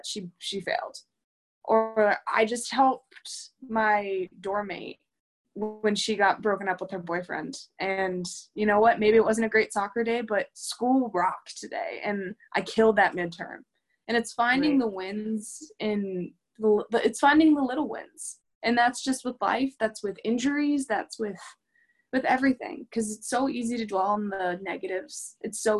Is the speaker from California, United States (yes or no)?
no; Pittsburgh, Pennsylvania, United States; moved away; I came from Western Pennsylvania, Pittsburgh